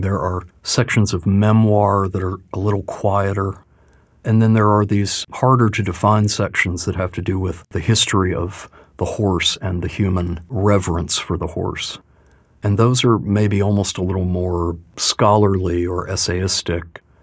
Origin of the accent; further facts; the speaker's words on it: Louisville, Kentucky, United States; I was born in Louisville, and so there was a hope that I might bring some kind of native perspective